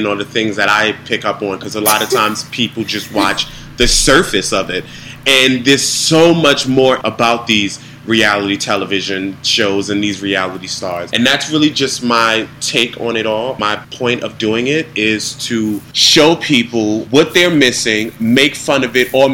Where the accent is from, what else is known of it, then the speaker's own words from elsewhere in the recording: New York City, New York, United States; born and raised in Harlem, New York